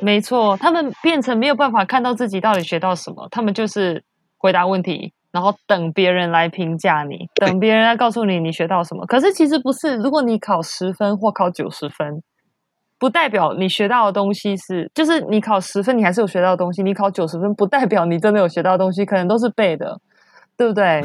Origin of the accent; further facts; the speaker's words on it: Taiwan; moved away; 因为我是台湾长大的，我是台湾体制长大的